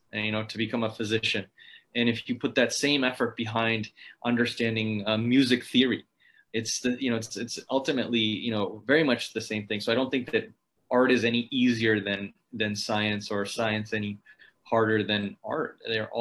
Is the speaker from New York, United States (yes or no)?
no; Ohio, United States; I grew up in Ohio, which is, if you're familiar with the United States, kind of in the center of it